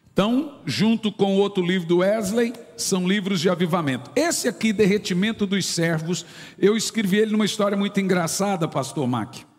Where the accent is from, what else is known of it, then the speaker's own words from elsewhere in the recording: Goiânia, Goiás, Brazil; eu nasci na Vila Nova